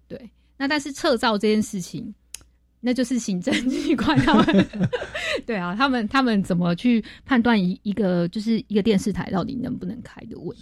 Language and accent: Chinese; Taiwan; 我们台湾人